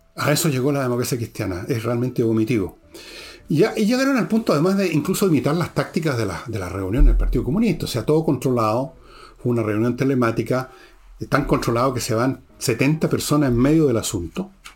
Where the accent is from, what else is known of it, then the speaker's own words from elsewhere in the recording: Chile; yo me siento chileno de origen francés, alemán, italiano y un montón de weas más